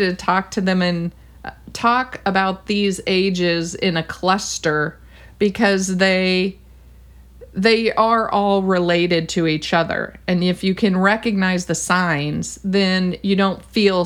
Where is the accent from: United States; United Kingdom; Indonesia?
United States; California; I'm a Californian